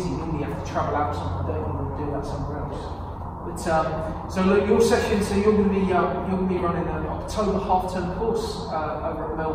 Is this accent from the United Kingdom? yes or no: yes; King's Lynn, East of England, United Kingdom; moved away as an adult; also born or lived in Newmarket; now in Red Lodge, United Kingdom; I was, I was born in Kings Lynn, um, so about an hour from here. And, and when I started working in Cambridge, that's when I sort of moved to the area. I moved to sort of the New Mummy area. And then Red Lodge